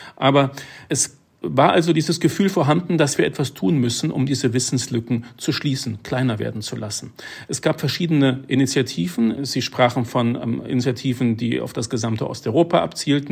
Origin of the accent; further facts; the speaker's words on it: Germany; wir uns immer noch als Deutsche